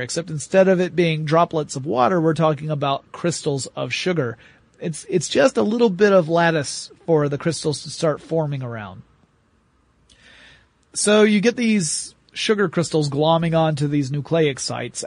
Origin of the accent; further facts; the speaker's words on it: the South, United States; I'm from the South